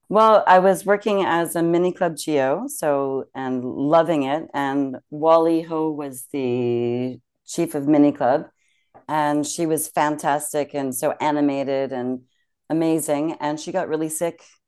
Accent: Canada; moved away as an adult; also born or lived in Germany; now in France; being Canadian

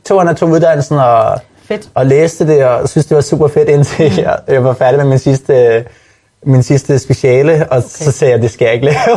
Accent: Denmark; moved away as an adult; also born or lived in Dubai / London; Jeg er hjemme i Danmark

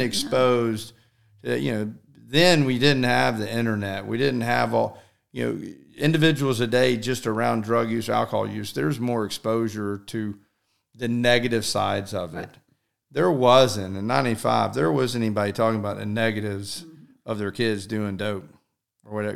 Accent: Alpharetta, Georgia, United States; I'm pretty much born and raised in Alpharetta

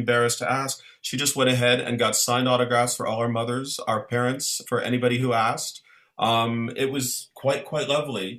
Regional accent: Ottawa, Ontario, Canada; Ottawa, my hometown

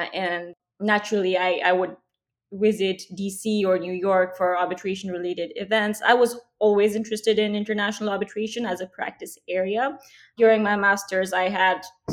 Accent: India; moved away as an adult; now in United States; I grew up in India. I moved to the US only when I was 21.

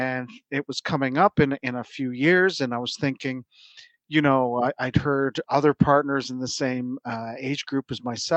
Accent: Toronto, Ontario, Canada; moved away as an adult; also born or lived in Silicon Valley / Boston; now in Surrey; I'm from Toronto originally

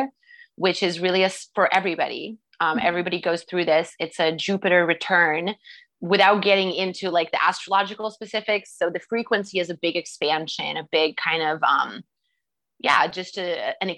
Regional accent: Canada; moved away; I'm Canadian, so I'm used to the Canadian

